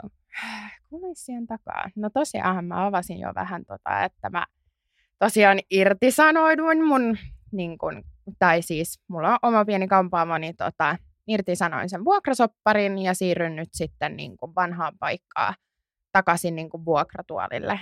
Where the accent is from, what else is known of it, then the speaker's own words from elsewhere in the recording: Porvoo, Uusimaa, Finland; mä oon siis Porvoosta